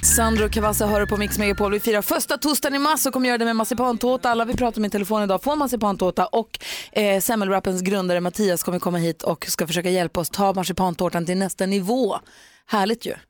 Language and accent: Swedish; Växjö, Kronoberg County, Sweden; Jag är också född i Växjö, mina syskon är uppvuxna i Kalmar